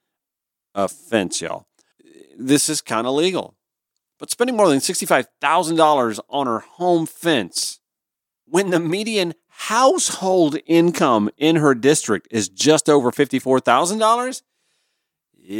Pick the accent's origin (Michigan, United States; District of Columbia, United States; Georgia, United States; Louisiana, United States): Georgia, United States; Augusta; from my hometown of Augusta, Georgia